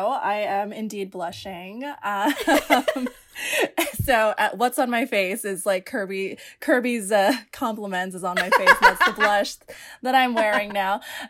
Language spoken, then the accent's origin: English; Philippines; And when I'm Filipino. So Filipinos, they don't celebrate sweet 16s. They celebrate debuts, spelled like debut.